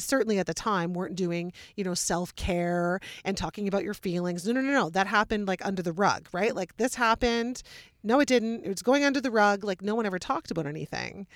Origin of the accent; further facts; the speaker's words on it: Wellesley, Ontario, Canada; I'm from Wellesley